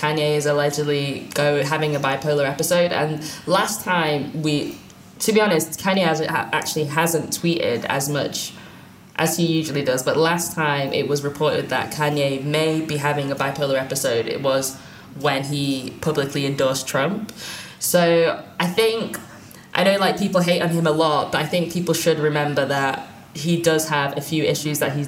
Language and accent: English; United Kingdom